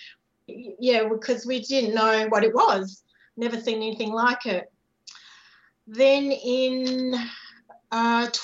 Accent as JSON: {"language": "English", "country": "Singapore", "tie": "born or raised there", "said": "I was born in Singapore"}